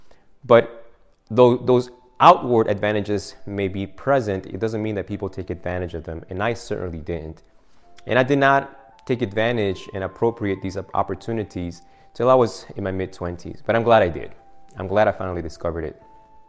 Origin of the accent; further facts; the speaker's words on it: Argentina; English is a second language; I am from Argentina originally.